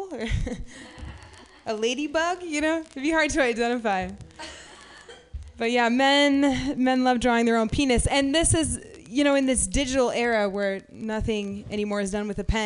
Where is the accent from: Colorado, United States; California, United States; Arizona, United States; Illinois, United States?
California, United States; Half Moon Bay; I grew up in Half Moon Bay